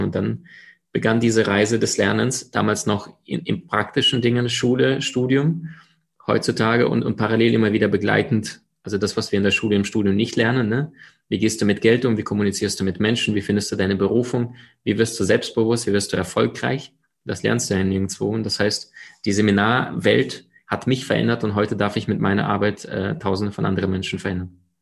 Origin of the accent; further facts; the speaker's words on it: Crimea, Ukraine; also born or lived in Siberia; now in Germany; geboren in Sibirien, aufgewachsen äh, auf der Halbinsel Krim am Schwarzen Meer